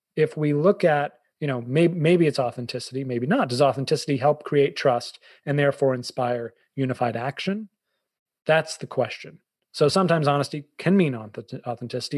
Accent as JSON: {"language": "English", "town": "Boston", "region": "Massachusetts", "country": "United States", "also_born_or_lived": "Fairfield County, Connecticut", "moved": "yes", "lives_now": "Connecticut, United States", "said": "i'm a bostonian"}